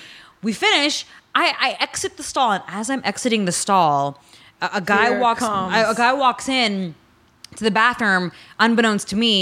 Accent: San Francisco, California, United States; now in Los Angeles, United States; I'm from San Francisco

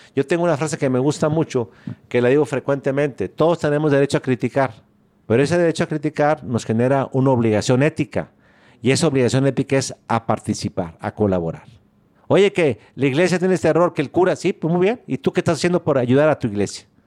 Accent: San Juan de los Lagos, Jalisco, Mexico; moved away as an adult; now in Monterrey, Mexico; Yo nací en San Juan de los Lagos en 1950

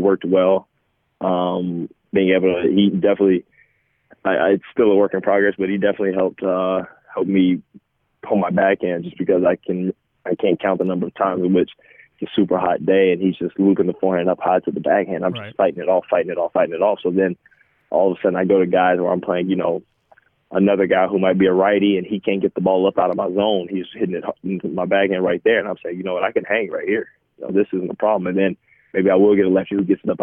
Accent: Atlanta, Georgia, United States; growing up in Atlanta

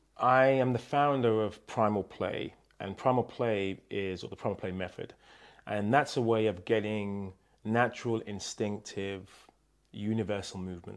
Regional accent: New Jersey, United States; Yes, and the fake accent, because I'm actually from New Jersey.

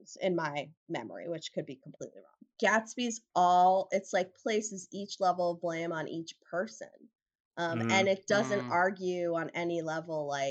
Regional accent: United States; us as Americans

